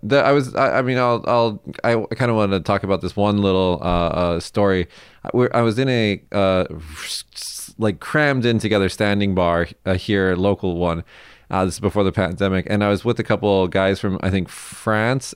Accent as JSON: {"language": "English", "town": "Las Vegas", "region": "Nevada", "country": "United States", "tie": "born or raised there", "moved": "as an adult", "lives_now": "Japan", "said": "my hometown of Vegas"}